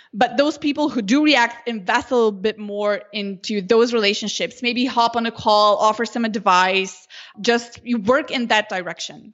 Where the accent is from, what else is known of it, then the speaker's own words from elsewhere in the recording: Slovenia; first language Slovenian; English is a second language; I never wrote Slovenian